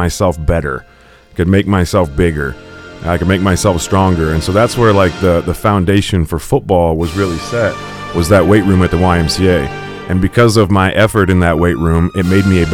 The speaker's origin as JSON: {"language": "English", "town": "Canton", "region": "Illinois", "country": "United States", "said": "I'm from Canton, Illinois"}